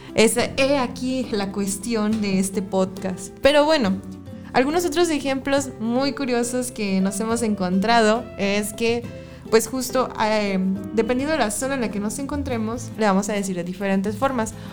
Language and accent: Spanish; Mexico; De México